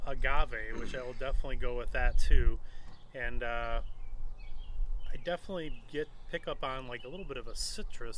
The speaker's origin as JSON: {"language": "English", "region": "Michigan", "country": "United States", "said": "I'm from Michigan, so it's a hard"}